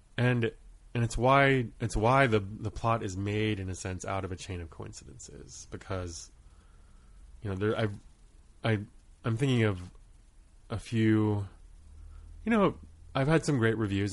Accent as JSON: {"language": "English", "region": "Maine", "country": "United States", "tie": "born or raised there", "also_born_or_lived": "Rhode Island / Guam / Kauai / Truk", "moved": "as an adult", "said": "starting at age six, I grew up in Maine, and when I left school, for school at the age of eighteen, we had stayed there for the majority of my childhood."}